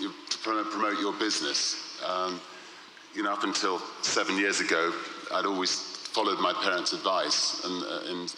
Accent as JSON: {"language": "English", "country": "United Kingdom", "said": "as a British person"}